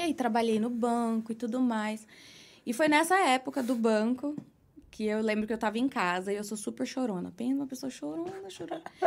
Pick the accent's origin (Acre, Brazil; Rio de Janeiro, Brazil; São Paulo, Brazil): São Paulo, Brazil; São Bernardo do Campo; moved away as an adult; now in New York, United States; sou de São Paulo, nasci na Lapa. Uhum. Passei a maior parte da minha vida no ABC, São Bernardo do Campo